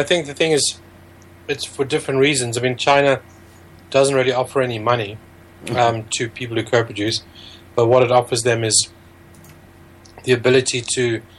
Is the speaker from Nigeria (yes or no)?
no; Zimbabwe; moved away as an adult; also born or lived in Cape Town, South Africa; now in London, United Kingdom; I was born in Zimbabwe, in the kind of southern Africa, and I did law in the University of Cape Town, went back to practice in Harare in Zimbabwe